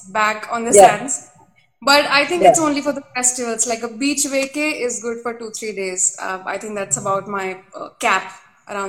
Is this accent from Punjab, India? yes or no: no; Ujjain, Madhya Pradesh, India; moved away as an adult; now in Pune, India; I live in Pune. I am originally from Ujjain, MP.